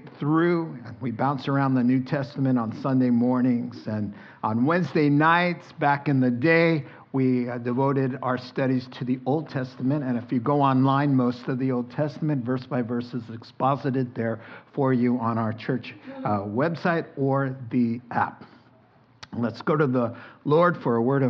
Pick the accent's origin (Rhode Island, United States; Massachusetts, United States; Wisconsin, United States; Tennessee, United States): Massachusetts, United States; I'm from Massachusetts